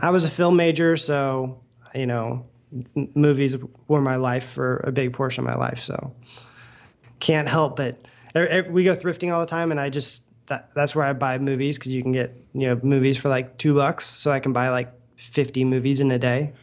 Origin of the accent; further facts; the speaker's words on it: Oklahoma, United States; moved away; I grew up in Oklahoma